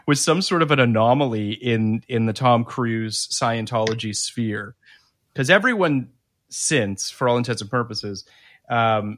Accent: Toronto, Ontario, Canada; I'm from Toronto

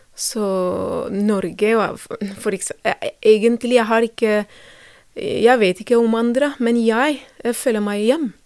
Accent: Ethiopia; Norwegian is a second language; moved away as an adult; now in Drammen, Norway; Jeg kommer fra Etiopia

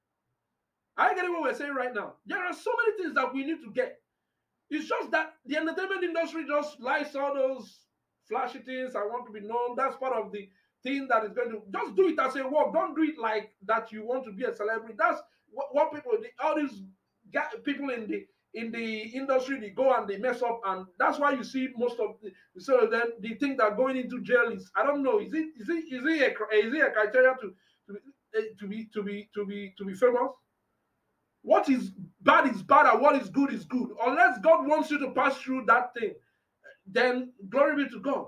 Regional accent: Anambra, Nigeria; I'm from Anambra

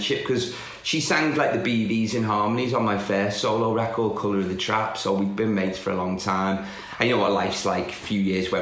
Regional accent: the Wirral, North West England, United Kingdom; I'm from the Wirral, which is just across the water.

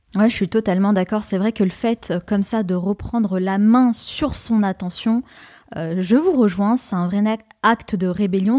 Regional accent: France; en tant que Français

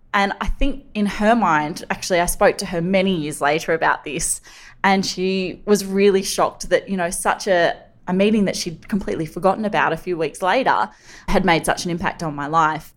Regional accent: Sydney, New South Wales, Australia; growing up on Sydney's northern beaches.

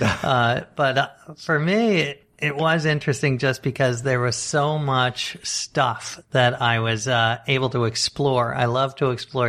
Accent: New York City, New York, United States; I grew up right here in Manhattan

